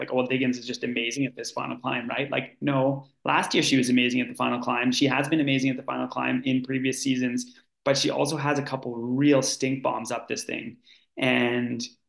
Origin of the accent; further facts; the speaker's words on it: Canada; now in Oslo, Norway; I'm Canadian